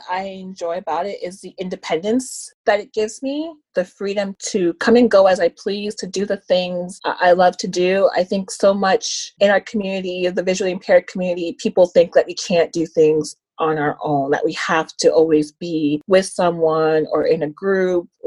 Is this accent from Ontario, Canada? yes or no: yes; Toronto, Ontario, Canada; I'm from Scarborough, Ontario.